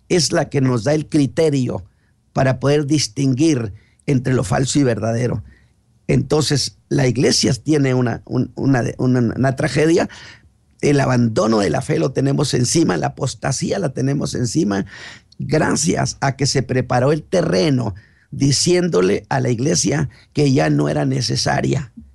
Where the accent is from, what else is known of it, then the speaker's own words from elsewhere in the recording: Chihuahua, Mexico; now in Monterrey, Mexico; yo soy chihuahuense